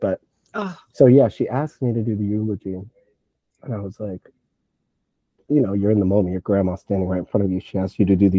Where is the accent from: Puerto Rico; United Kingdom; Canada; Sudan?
Puerto Rico; They, you know, I'm from Puerto Rico.